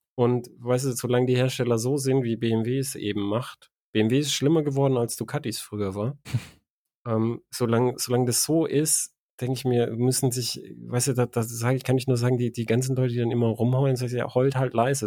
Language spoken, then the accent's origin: German; Germany; als Deutscher.